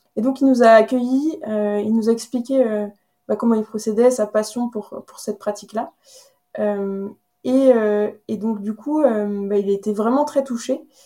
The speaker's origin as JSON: {"language": "French", "town": "Carhaix", "region": "Brittany", "country": "France", "tie": "born or raised there", "also_born_or_lived": "Rennes / Paris / Madrid / Vancouver", "moved": "as an adult", "said": "je suis née, euh, je suis originaire de Carhaix, dans le centre euh, Bretagne, où j'ai passé toute ma jeunesse jusqu'à mes 18 ans"}